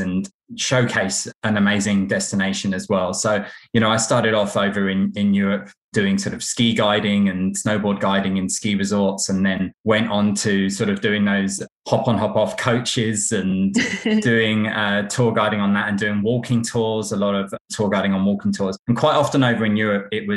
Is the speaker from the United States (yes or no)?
no; United Kingdom; now in Melbourne, Australia; growing up near London